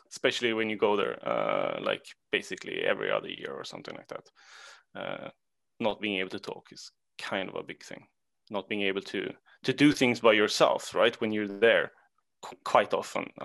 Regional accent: Sweden; English is a second language; Uh, I'm from Sweden.

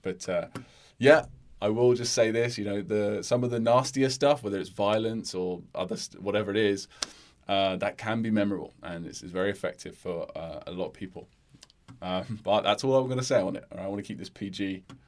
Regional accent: United Kingdom; as a British person

